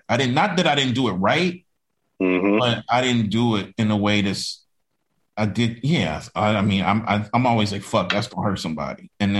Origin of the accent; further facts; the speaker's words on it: Mississippi, United States; I'm from Mississippi